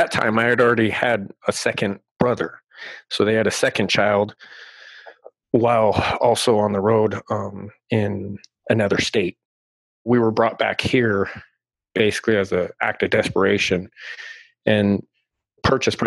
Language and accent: English; Southern Arizona, United States; I grew up here in Arizona, Southern Arizona.